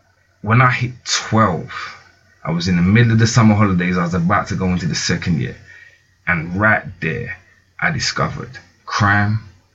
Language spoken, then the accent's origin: English; London, United Kingdom; I grew up in Borough, so we lived near Lidder City.